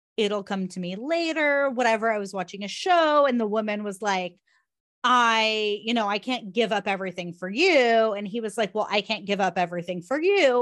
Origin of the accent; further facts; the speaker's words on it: Southern California, United States; also born or lived in outside New York; now in New York, United States; I grew up in Southern California and now I live in, outside of New York